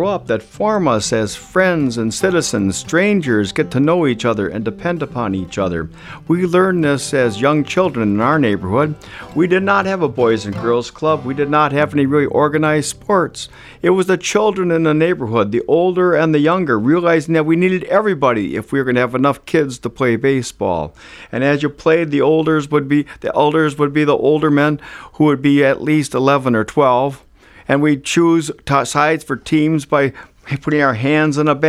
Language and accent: English; Wisconsin Rapids, Wisconsin, United States; I grew up in Wisconsin Rapids, Wisconsin, at 1440 Woodbine Street